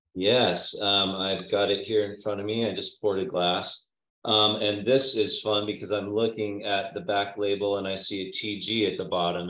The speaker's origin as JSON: {"language": "English", "town": "Napa", "region": "California", "country": "United States", "tie": "born or raised there", "said": "I grew up in Napa, uh, Napa Valley, in the town of Napa"}